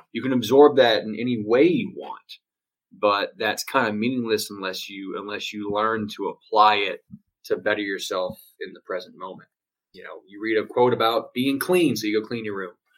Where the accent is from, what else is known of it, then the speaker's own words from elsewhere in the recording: Louisiana, United States; moved away as an adult; now in Houston, United States; I live in uh, Houston, Texas at the moment, but I was born and raised in Louisiana